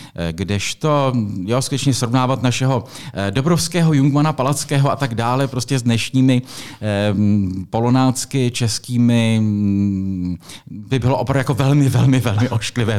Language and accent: Czech; Písek, South Bohemian Region, Czechia; já jsem vyrůstal v Písku